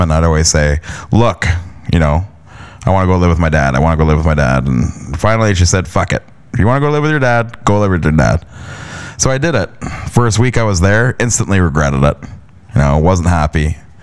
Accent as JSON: {"language": "English", "town": "London", "region": "Ontario", "country": "Canada", "tie": "born or raised there", "also_born_or_lived": "Stratford, Ontario", "said": "I was born and raised in Canada, in a province of Ontario, and London, Ontario"}